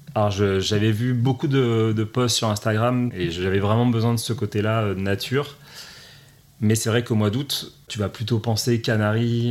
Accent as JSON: {"language": "French", "town": "Paris", "region": "Île-de-France", "country": "France", "said": "je suis un Parisien pur"}